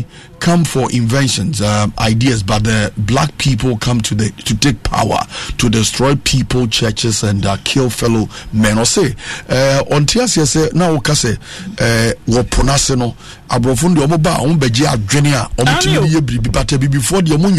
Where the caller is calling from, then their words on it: Tema, Greater Accra, Ghana; I say, I'm watching you from Tema.